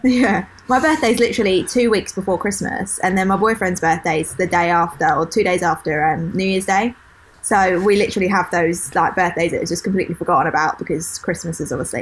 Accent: Kent, South East England, United Kingdom; accent: typical Kent accent; I'm literally from Kent. Kent, like, Australia. I have like the actual like typical Kent accent.

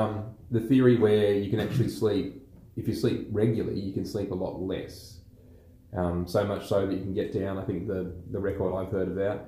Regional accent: Australia; We're Aussie blokes, we're dads, and we're entrepreneurs.

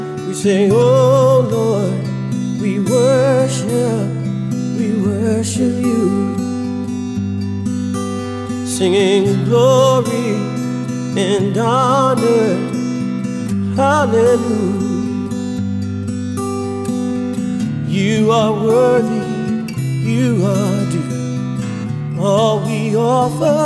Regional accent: East Coast of the United States, United States; also born or lived in Washington, D.C.; I grew up on the East Coast of the United States of America

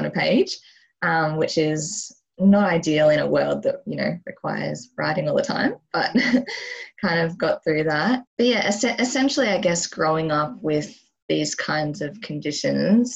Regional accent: Queensland, Australia; also born or lived in Albury-Wodonga, Victoria, Australia; I was born in Albury, Wodonga, which is a very small town in Victoria, before moving to Queensland when I was three

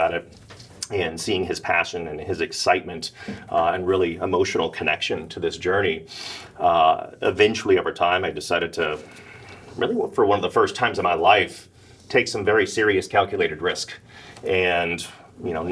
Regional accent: Dallas, Texas, United States; I grew up in Dallas

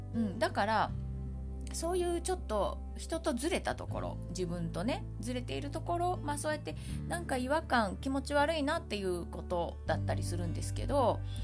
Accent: Kansai, Japan; accent: Kansai-ben; 私関西弁喋るのに

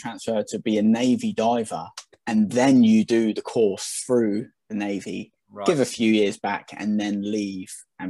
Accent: Southampton, South East England, United Kingdom; moved away as an adult; now in Chichester, United Kingdom; I am a scummer. I am from Southampton

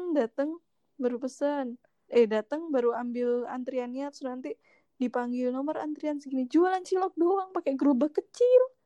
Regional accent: East Java, Indonesia; also born or lived in Yogyakarta; now in Jakarta, Indonesia; Sebagai orang Jawa Timur

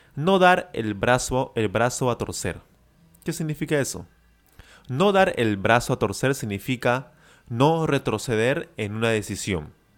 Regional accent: Peru; yo soy de Perú

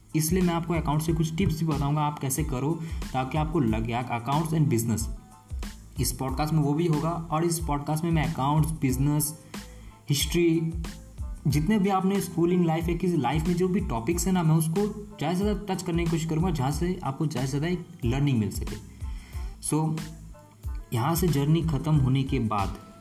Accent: West Bengal, India; मैं basically waste Bengal से हूँ

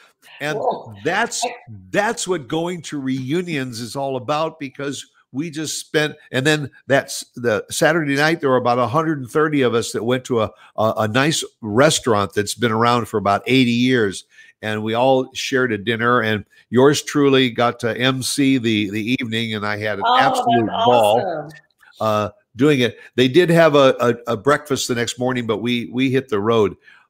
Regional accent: New Jersey, United States; born there; I was born in New Jersey, and I used to go back there every summer to stay with my grandparents.

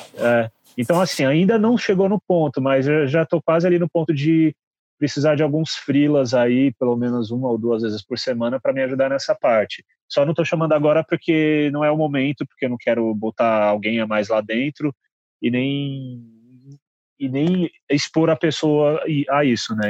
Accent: Guarulhos, São Paulo, Brazil; moved away as an adult; now in São Paulo, Brazil; eu sou de Guarulhos.

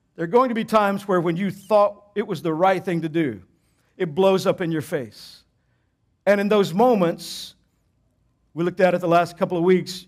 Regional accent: Texas, United States; I grew up in Texas

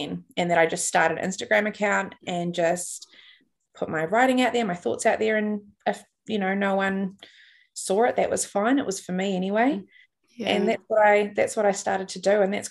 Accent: New Zealand; I'm from New Zealand

